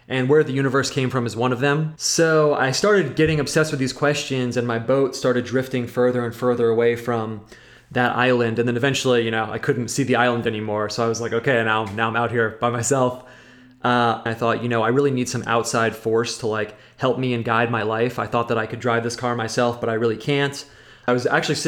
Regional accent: United States; I'm American

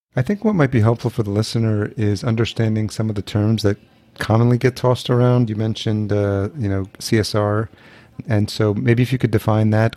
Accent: Yonkers, New York, United States; also born or lived in El Salvador / Los Angeles / Atlanta; now in Minneapolis, United States; I was born in El Salvador. And then I, but I came here when I was a year old and then grew up in Yonkers, New York, which is just outside New York City

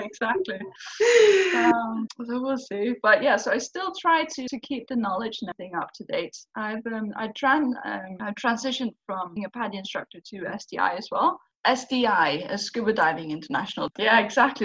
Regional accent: Faroe Islands; I literally grew up by the cliffs of the Faroe Islands

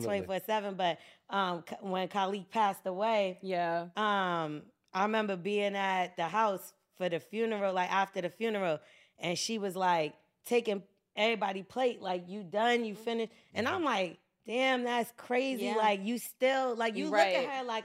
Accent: New Jersey, United States; where I grew up in Jersey, it's a bunch of us that went to school in the same area

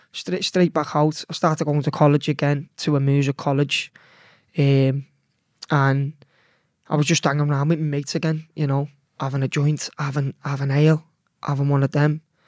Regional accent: Liverpool, North West England, United Kingdom; I was born in Liverpool Women's. That was in L eight, and, uh, that was in nineteen eighty-nine, and by the time I was raised, I was raised in Bøgel

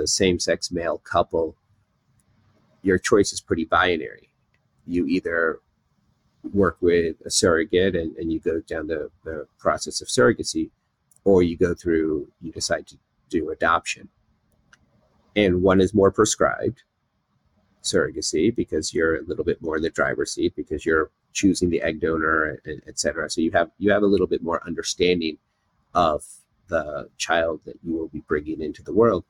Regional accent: United States; I was born in America, so I feel American

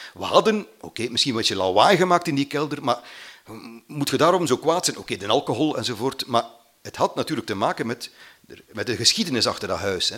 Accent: Mater, Flanders, Belgium; born or raised there

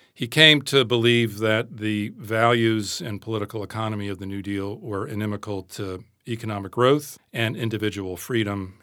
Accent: United States; accent: American; moved away as an adult; also born or lived in Britain; now in United Kingdom; I am an American

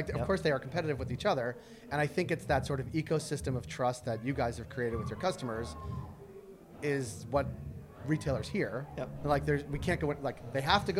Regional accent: Boston, Massachusetts, United States; moved away as an adult; now in Toronto, Canada; and I'm from Boston. So when I moved here

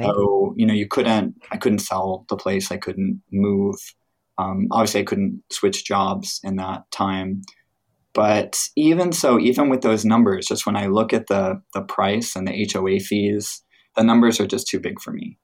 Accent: Midwest, United States; now in California, United States; I grew up in the Midwest, where things were not expensive at all

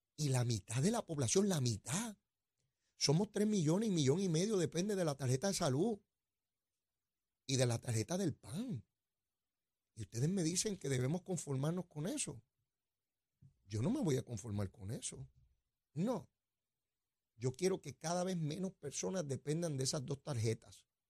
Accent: Puerto Rico; nosotros aquí

